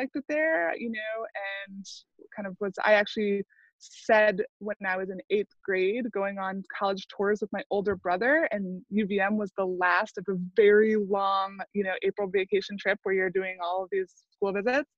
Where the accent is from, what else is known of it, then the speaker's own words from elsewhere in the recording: Maine, United States; I grew up in Maine